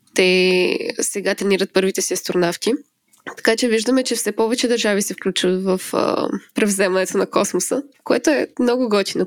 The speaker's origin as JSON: {"language": "Bulgarian", "town": "Smolyan", "region": "Smolyan Province", "country": "Bulgaria", "tie": "born or raised there", "moved": "as an adult", "lives_now": "Finland", "said": "аз съм родена и израснала в Смолан, който е така доста малък град"}